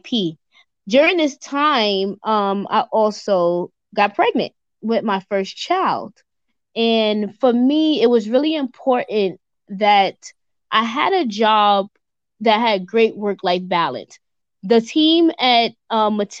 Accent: New York City, New York, United States; moved away as an adult; also born or lived in Central Jersey; I'm born and raised in New York

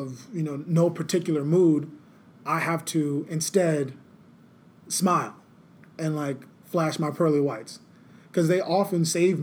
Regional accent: the South, United States; Like, for me, I'm from the South. They have this dialect. It's called Geechee Gullah.

